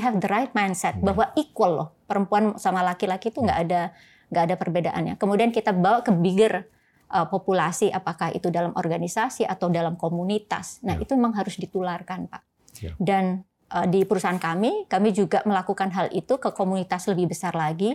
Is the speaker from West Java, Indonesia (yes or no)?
no; Surabaya, East Java, Indonesia; moved away as an adult; now in Jakarta, Indonesia; saya lahir dan besar di Surabaya